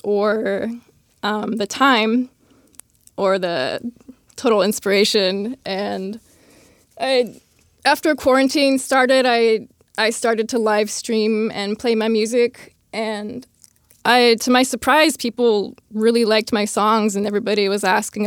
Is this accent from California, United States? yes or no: yes; San Jose, California, United States; I grew up in San Jose, California